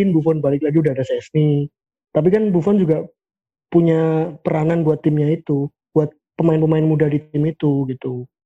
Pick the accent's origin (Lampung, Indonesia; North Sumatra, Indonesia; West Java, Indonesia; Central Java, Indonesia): Central Java, Indonesia; accent: Central Javanese; saya juga dari Skor Indonesia sama seperti Fahmi dan Torik. Saya juga medok juga medok Jawa Tengahan.